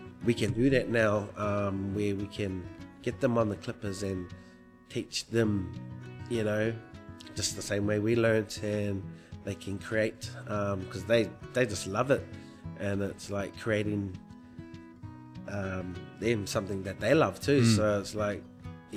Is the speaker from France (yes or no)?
no; New Zealand; now in Broome, Australia; I'm a Māori from New Zealand, and so I'm not from here